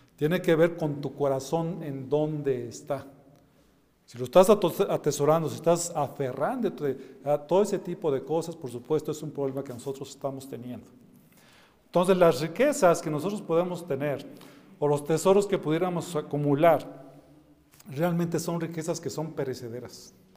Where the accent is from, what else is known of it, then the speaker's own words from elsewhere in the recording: Mexico; mis hermanos, somos mexicanos